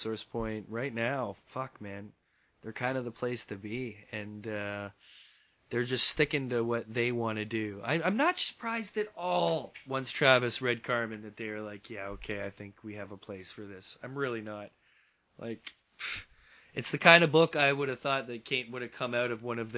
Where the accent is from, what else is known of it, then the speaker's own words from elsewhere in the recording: Canada; as a Canadian